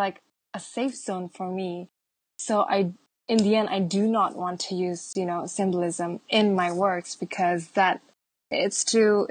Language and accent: English; Java, Indonesia; I am from Java.